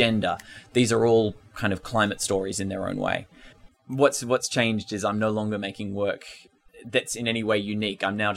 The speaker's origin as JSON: {"language": "English", "area": "Ngunnawal country", "region": "Australian Capital Territory", "country": "Australia", "moved": "yes", "said": "I'm from Ngunnawal country in the southeast of Australia"}